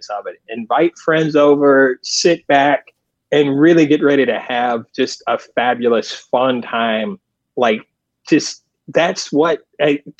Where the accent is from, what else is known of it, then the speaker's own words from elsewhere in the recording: North Carolina, United States; The guys that I grew up with in North Carolina